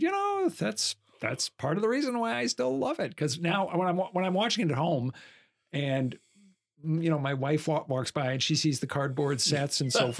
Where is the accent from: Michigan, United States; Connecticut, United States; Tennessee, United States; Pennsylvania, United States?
Connecticut, United States; Hartford; I grew up outside of Hartford, Connecticut